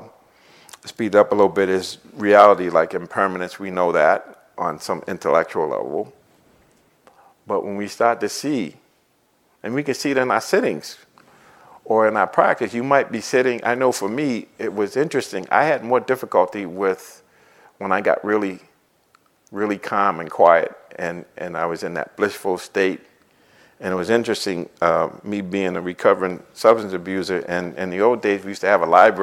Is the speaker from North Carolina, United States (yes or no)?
no; Boston, Massachusetts, United States; growing up in Boston, living in Boston